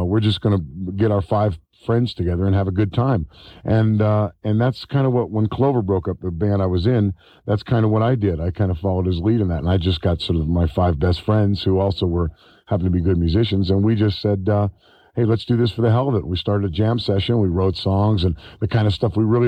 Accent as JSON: {"language": "English", "town": "San Francisco", "region": "California", "country": "United States", "tie": "born or raised there", "said": "we're from San Francisco, and I don't think we sound like we're from San Francisco, you know, but we were all born and raised, essentially"}